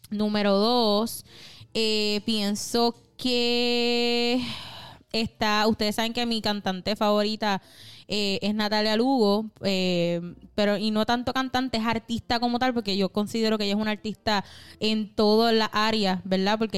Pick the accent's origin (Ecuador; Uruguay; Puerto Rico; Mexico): Puerto Rico; Río Grande; De general, mi pueblo.